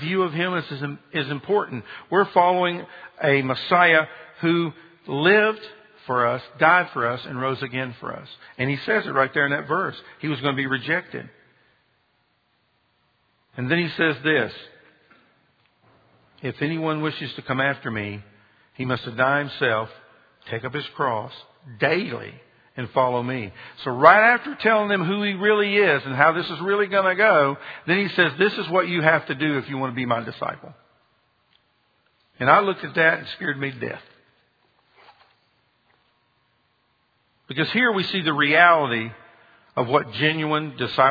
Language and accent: English; Marietta, Georgia, United States; also born or lived in Birmingham; I'm from Birmingham originally, but my parents moved to Marietta, Georgia when my dad took a job at Lockheed. So I grew up most of my life in Georgia